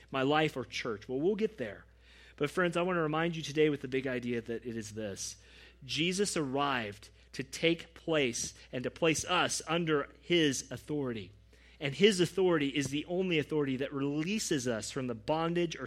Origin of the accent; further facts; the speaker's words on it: United States; as American evangelicals